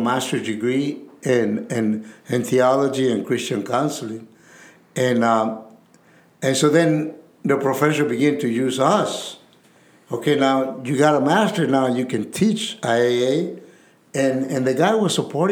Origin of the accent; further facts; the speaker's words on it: Santa Ana, California, United States; I'm from Santana